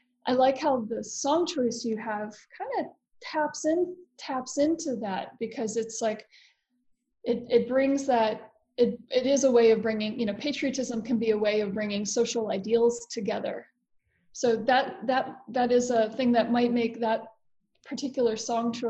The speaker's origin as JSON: {"language": "English", "region": "Florida", "country": "United States", "said": "I'm also American and I'm from Florida"}